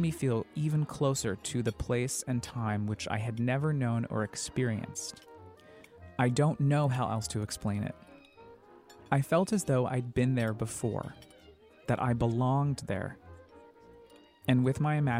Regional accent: Colorado Springs, Colorado, United States; I grew up in Colorado Springs, Colorado, nestled in the foothills of the Rockies

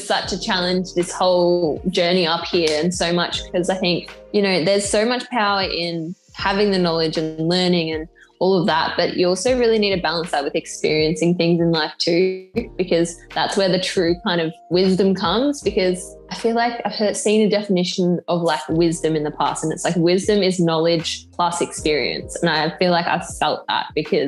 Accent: Australia; also born or lived in England; I'm from Australia

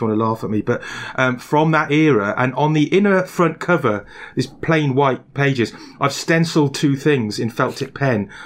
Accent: Barry, Wales, United Kingdom; accent: Welsh; also born or lived in England; my Welsh accent marked me out as a common peasant. Um, oh, and, uh, and on arriving back in Wales, I found out I'd picked up an English accent

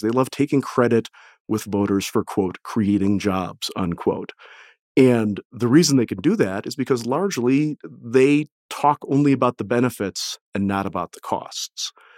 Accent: Detroit, Michigan, United States; I'm from the Detroit area

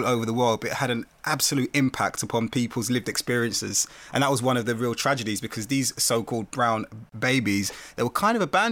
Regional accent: London, United Kingdom; I grew up in Brixton

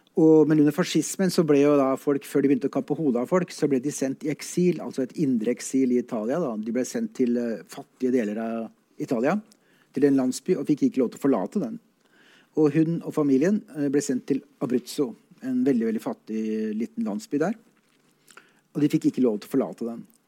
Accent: Oslo, Norway; jeg kommer fra Veitvet, som er en relativt kjent eh, drabantby i Oslo

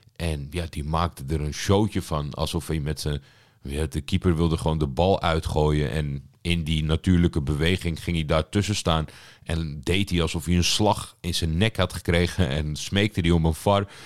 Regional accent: Netherlands; Ik ben natuurlijk opgegroeid in Nederland

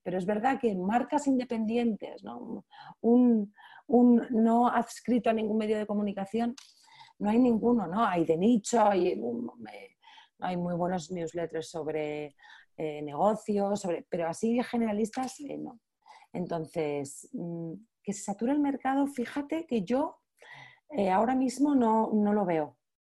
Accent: Spain; soy la primera española

